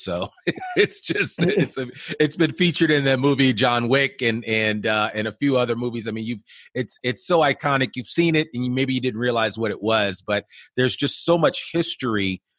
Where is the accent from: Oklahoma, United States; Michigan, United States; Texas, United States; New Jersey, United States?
New Jersey, United States; Teaneck; growing up outside of Manhattan in Teaneck, New Jersey, going over to the city all the time.